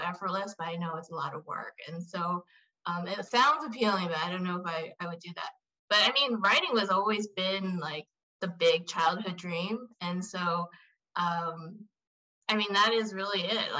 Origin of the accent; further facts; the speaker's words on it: Southern California, United States; I grew up in Southern California.